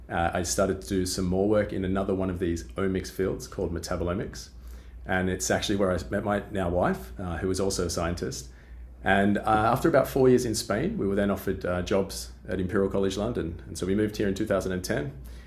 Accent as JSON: {"language": "English", "country": "Australia", "said": "As you can probably already tell from my accent, I'm originally from Australia."}